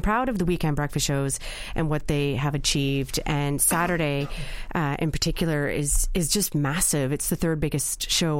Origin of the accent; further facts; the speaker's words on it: Canada; now in Ireland; I'm from Canada.